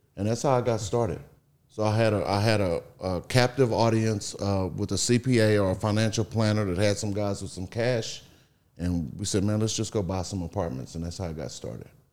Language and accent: English; Beaumont, Texas, United States; I grew up in Beaumont, Texas